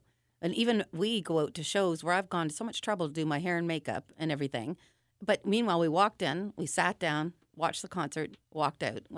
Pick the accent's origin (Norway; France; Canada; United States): Canada; Toronto, Ontario; moved away as an adult; now in Vancouver, Canada; Reid and I moved from Toronto to Vancouver, BC, I guess 14 years ago